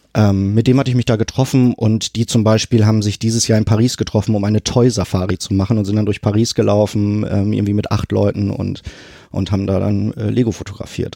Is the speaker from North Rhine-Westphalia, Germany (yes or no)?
yes; Sprockhövel, North Rhine-Westphalia, Germany; moved away as an adult; now in Hamburg, Germany; Da, äh, da bin ich aufgewachsen und groß geworden